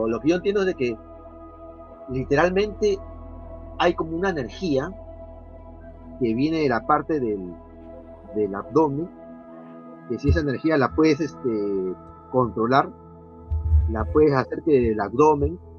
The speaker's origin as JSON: {"language": "Spanish", "country": "Peru", "said": "Ya, yo soy de del Perú, pero pues, México"}